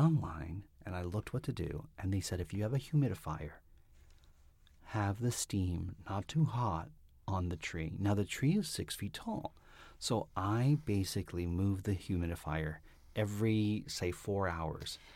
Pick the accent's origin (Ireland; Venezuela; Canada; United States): Canada; Toronto, Ontario; I'm from Toronto 'cause I said leaves